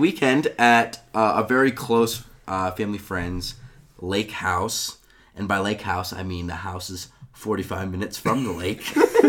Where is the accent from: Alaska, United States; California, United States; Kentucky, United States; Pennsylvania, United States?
California, United States; Northern; We're from Northern California, which is the better part of California.